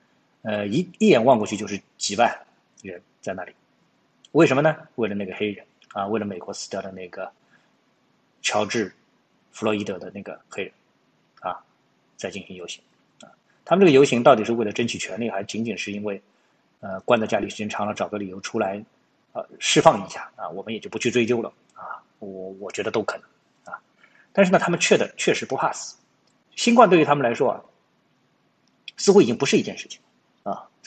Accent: China; 首先我们是中国人

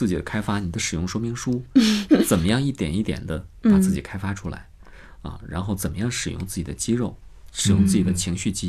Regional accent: Changchun, Jilin, China; accent: Northeastern Mandarin; moved away as an adult; now in Beijing, China; 我是东北人，我来到北京之后，其实我在长春、在长影已经配过两年音了。来到北京之后，有一些音还是带着东北方音。

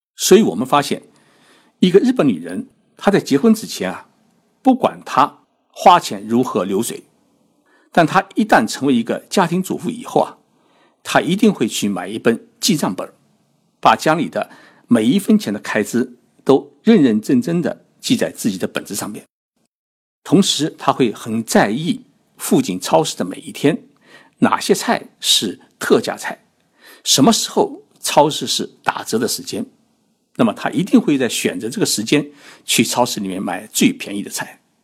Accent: China; now in Tokyo, Japan; 那么我们中国人为什么会有日本男人整天在外面喝酒泡吧的印象呢

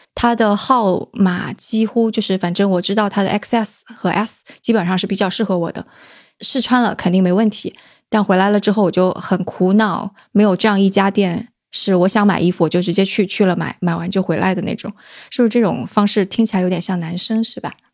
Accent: southern Jiangsu, China; 因为我是江苏人嘛，而且是那个，呃，江苏南部的人，所以做什么菜都爱放点儿糖

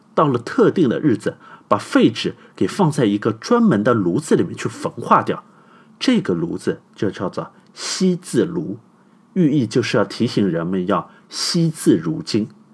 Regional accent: China; 我们中国人最早成型的沟通就是一卷卷沉重的竹简

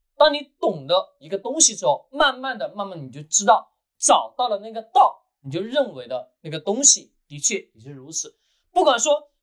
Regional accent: China; 我们中国人一直把这个词汇给忘记了

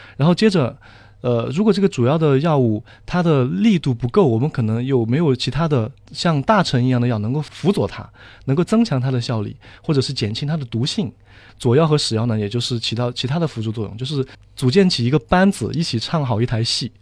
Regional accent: Sichuan, China; moved away as an adult; now in Shanghai, China; 我是四川人

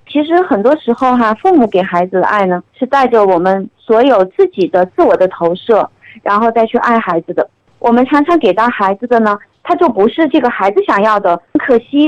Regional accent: Chengdu, Sichuan, China; accent: Chengdu dialect; 我们成都话

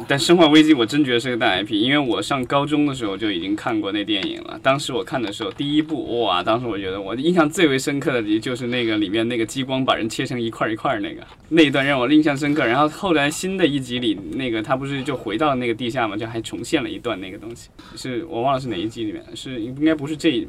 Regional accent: southern China, China; 我是一样生活在南方的，南方每一年的这个都有水灾的

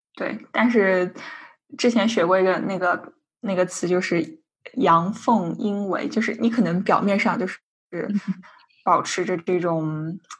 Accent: China; now in Sweden; 我们俩作为一个中国人

